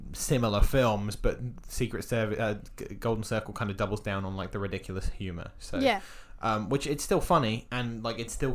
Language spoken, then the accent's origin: English; United Kingdom; as a British man